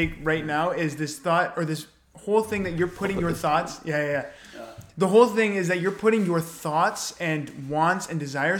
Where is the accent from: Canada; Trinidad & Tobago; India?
Canada